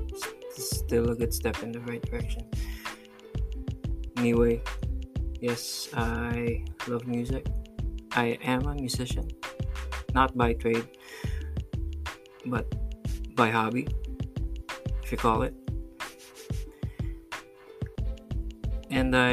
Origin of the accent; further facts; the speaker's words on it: Pampanga, Central Luzon, Philippines; moved away as an adult; now in Cebu, Philippines; I'm originally from Pampanga. I'm a Kapampangan, and I moved to Cebu to be with my soon-to-be wife.